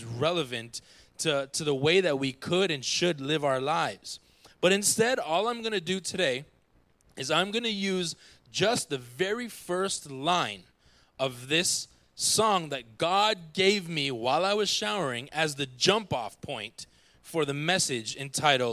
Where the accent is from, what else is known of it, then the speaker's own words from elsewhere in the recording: Jamaica; I'm a Jamaican.